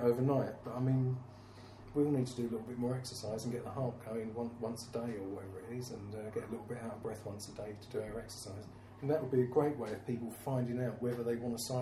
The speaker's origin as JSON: {"language": "English", "town": "Bexleyheath", "region": "London", "country": "United Kingdom", "tie": "born or raised there", "also_born_or_lived": "Greenwich / Orpington / Charlton / Surrey Docks", "lives_now": "London, United Kingdom", "said": "I was born in Bexley Heath."}